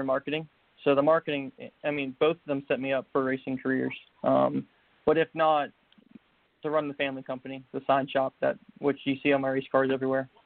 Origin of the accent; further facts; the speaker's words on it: Manassas, Virginia, United States; I grew up in Manassas, Virginia